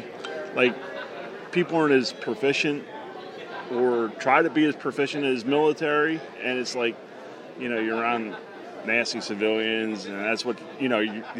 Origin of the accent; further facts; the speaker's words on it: Ephrata, Pennsylvania, United States; Ephrata, Pennsylvania